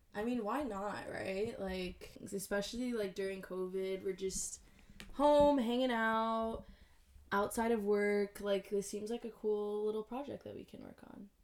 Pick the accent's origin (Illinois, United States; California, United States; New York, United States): New York, United States; moved away as an adult; now in Washington, D.C., United States; I am originally from New York, as well as Alexis